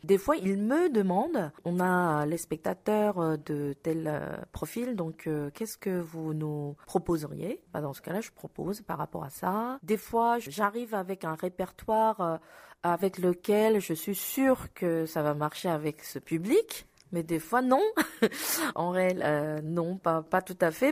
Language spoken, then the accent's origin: French; South Korea; French is a second language; moved away as an adult; now in Paris, France; je suis loin de mon pays natal et loin de mes proches, ça me renforce euh, mon identité euh, d'être coréenne.